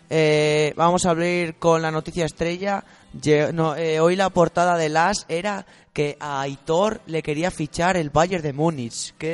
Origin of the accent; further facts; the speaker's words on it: Ciñera, Castile and León, Spain; Bueno, yo soy de Ciñera